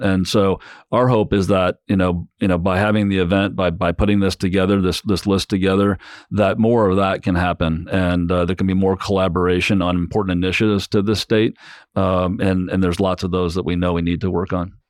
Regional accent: South Bend, Indiana, United States; I grew up in South Bend

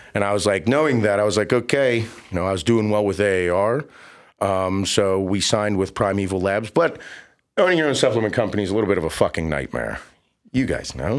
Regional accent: Pittsburgh, Pennsylvania, United States; my hometown in Pittsburgh

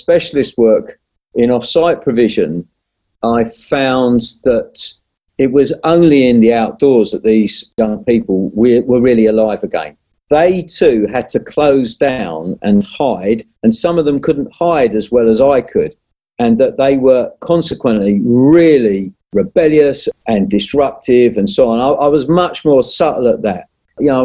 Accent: London, United Kingdom; I was born and raised in South London

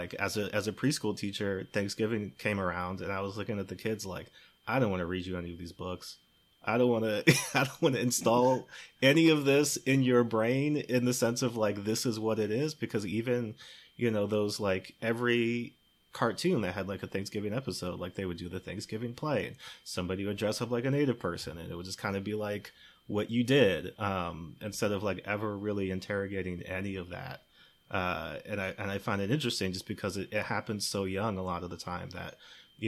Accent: Maryland, United States; I grew up in Maryland, but my family's from Chicago

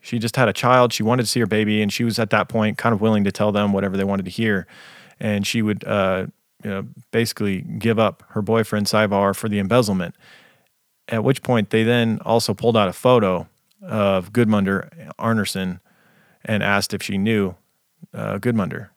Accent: United States; being an American

